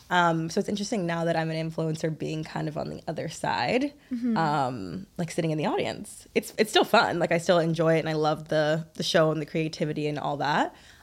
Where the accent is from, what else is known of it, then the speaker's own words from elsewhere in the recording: Atlanta, Georgia, United States; moved away as an adult; also born or lived in Brooklyn, New York; now in New York, United States; 30, I'm single, and I live in New York. I live in Brooklyn, in Bushwick, to be specific. Oh, sorry, I'm from Atlanta, Georgia.